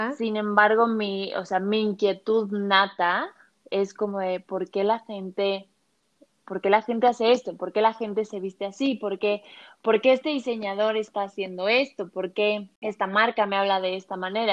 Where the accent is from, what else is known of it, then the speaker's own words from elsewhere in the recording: Mexico City, Mexico; moved away as an adult; now in Guadalajara, Mexico; yo nací en la Ciudad de México, viví toda mi vida en la Ciudad de México y desde hace tres años por cuestiones de amor me vine a vivir a Guadalajara